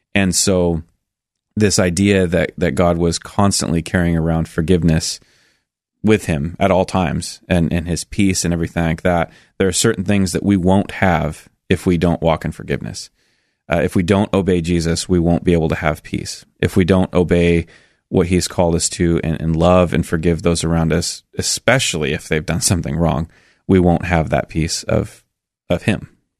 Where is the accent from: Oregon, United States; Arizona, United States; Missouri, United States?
Oregon, United States; Milwaukie; also born or lived in Sandy, Oregon; I actually grew up in Milwaukee